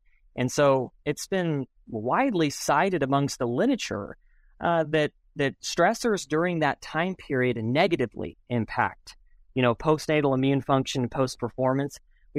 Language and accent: English; New Mexico, United States; I'm from New Mexico. My family's in Albuquerque, New Mexico, and so I grew up in southern New Mexico, involved in agriculture and stuff